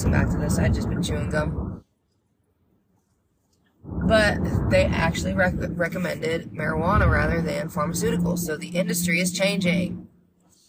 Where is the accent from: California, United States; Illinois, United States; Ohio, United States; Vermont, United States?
Vermont, United States; growing up in Vermont, you'd hear wicked.